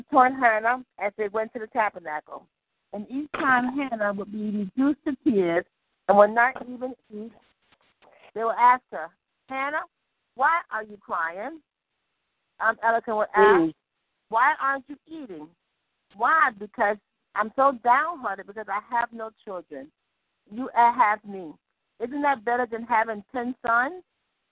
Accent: New York City, New York, United States; I'm from the Bronx, and I'm affiliated now with Salvation Baptist Church

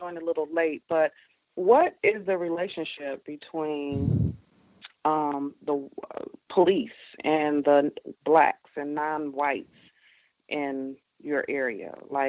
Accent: Detroit, Michigan, United States; Good evening. Yes, I'm from Michigan, Detroit

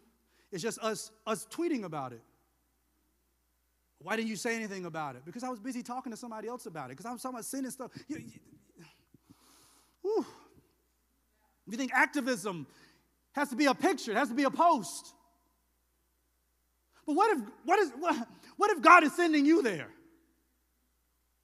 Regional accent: the South, United States; I'm from the South

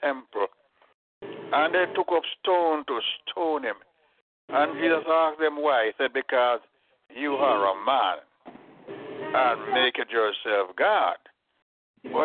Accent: Jamaica; when I was growing up in Jamaica

